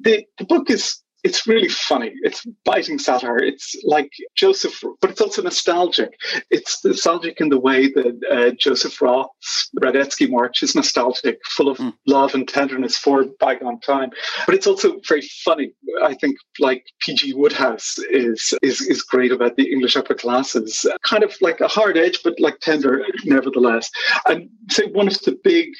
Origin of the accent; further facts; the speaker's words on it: Dublin, Leinster, Ireland; moved away; certain locales in Ireland, especially where I grew up around Blackrock, Dunleary, those kind of places